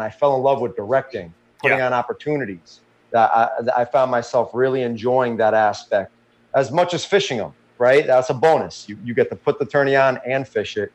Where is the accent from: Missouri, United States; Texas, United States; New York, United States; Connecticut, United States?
Connecticut, United States; Orange; I grew up in Orange, Connecticut